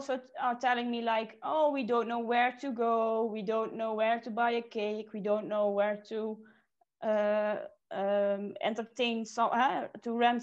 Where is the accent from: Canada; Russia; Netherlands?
Netherlands; moved away as an adult; now in Switzerland; I'm from the Netherlands.